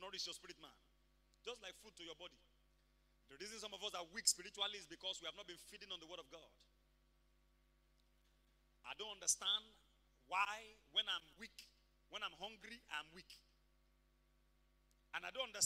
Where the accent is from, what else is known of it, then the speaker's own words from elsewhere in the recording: Ibadan, Oyo, Nigeria; We grew up in Mokola together